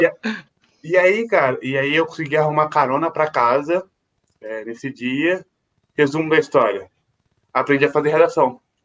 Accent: Volta Redonda, Rio de Janeiro, Brazil; now in São Paulo, Brazil; na minha cidade natal, em Volta Redonda

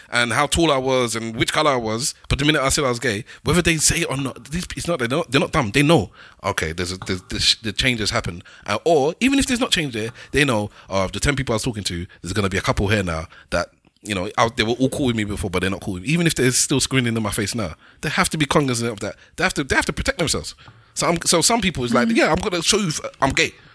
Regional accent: Nigeria; I'm Nigerian.

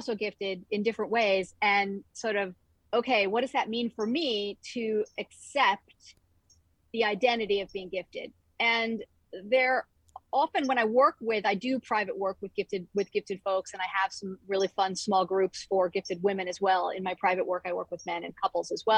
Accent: Northeast of the U.S., United States; also born or lived in Northwest of the U.S.; now in Northwest US, United States; I grew up in the Northeast of the U.S. and currently live in the Northwest of the U.S.

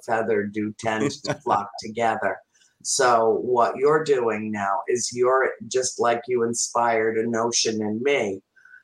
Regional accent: Harrisville, Rhode Island, United States; at the Assembly Theater in Harrisville in my hometown where the farmhouse is

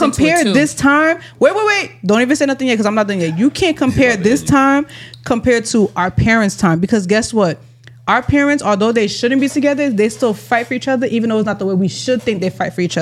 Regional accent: Irvington, New Jersey, United States; I grew up in Irvington

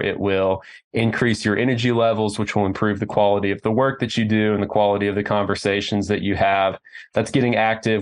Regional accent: Oklahoma City, Oklahoma, United States; I'm from Oklahoma City

